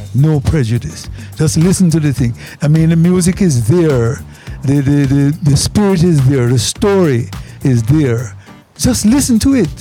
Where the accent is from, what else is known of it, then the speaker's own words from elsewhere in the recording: Jamaica; as a Jamaican